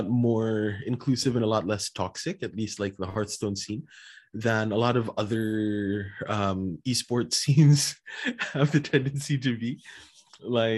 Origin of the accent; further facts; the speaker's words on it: Philippines; I'm Filipino